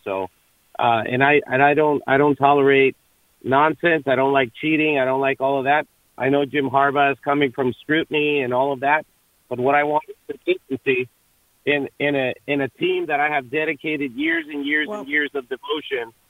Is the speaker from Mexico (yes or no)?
yes; Mexico; moved away; I'm originally from Mexico